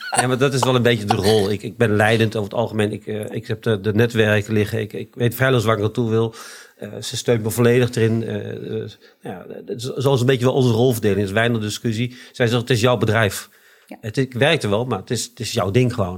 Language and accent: Dutch; Deventer, Overijssel, Netherlands; Eh, geboren op Keizerlanden in Deventer. Eh, opgegroeid op Keizerlanden.